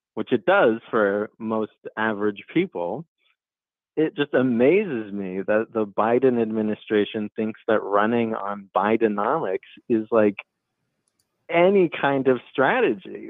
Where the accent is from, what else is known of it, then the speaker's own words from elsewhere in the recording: Massachusetts, United States; I'm from Massachusetts